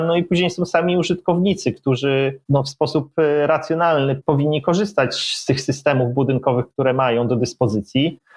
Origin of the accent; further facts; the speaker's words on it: Łódź, Łódź Voivodeship, Poland; moved away as an adult; pochodzę z Łodzi, tak, 25 lat tam mieszkałem